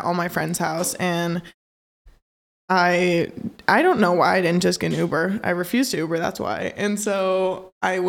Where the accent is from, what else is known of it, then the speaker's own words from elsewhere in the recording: Maryville, Missouri, United States; moved away; my hometown